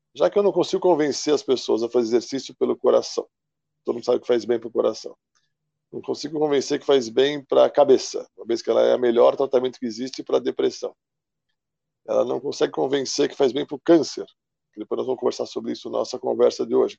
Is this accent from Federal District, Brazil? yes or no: no; São Paulo, Brazil; Eu sou aqui de São Paulo, capital.